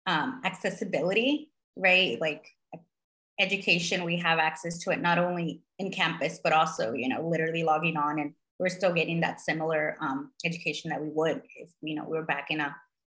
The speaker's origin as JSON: {"language": "English", "region": "California", "country": "United States", "moved": "as an adult", "said": "I'm from California"}